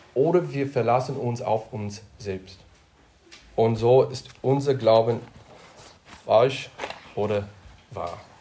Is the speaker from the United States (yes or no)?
yes; United States; now in Germany; ich komme aus Deutschland, oh, den USA und jetzt Deutschland